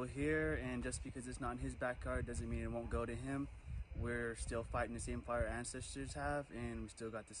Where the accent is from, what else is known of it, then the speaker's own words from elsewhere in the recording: Serpur, California, United States; I come from the traditional Yurok village of Serpur.